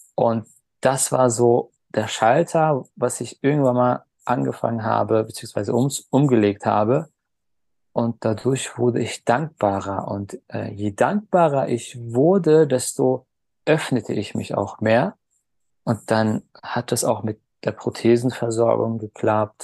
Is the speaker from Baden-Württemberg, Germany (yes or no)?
no; Berlin, Germany; Geboren bin ich 1988 in Berlin